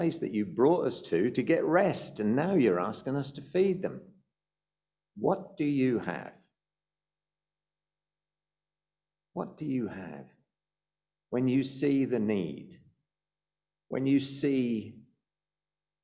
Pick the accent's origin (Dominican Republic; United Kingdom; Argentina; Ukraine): United Kingdom; also born or lived in South Africa; we're British